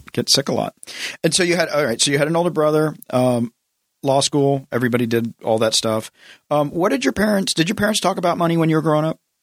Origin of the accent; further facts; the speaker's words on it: the South, United States; I grew up in the South, so everybody, you have to go, you have to go to church.